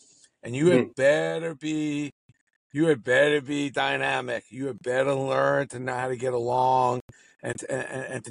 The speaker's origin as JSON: {"language": "English", "town": "New York City", "region": "New York", "country": "United States", "tie": "born or raised there", "said": "growing up in Brooklyn, where, I mean, listen, Brooklyn, it had everything"}